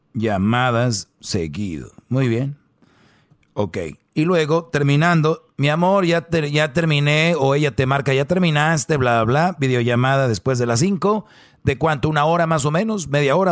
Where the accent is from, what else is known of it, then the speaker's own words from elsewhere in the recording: Monterrey, Nuevo León, Mexico; como buen regio